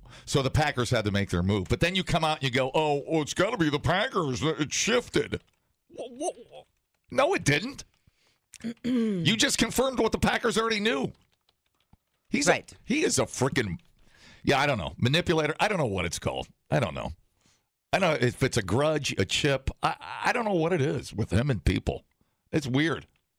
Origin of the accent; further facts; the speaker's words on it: Canada; Canadians. I'm a Canadian.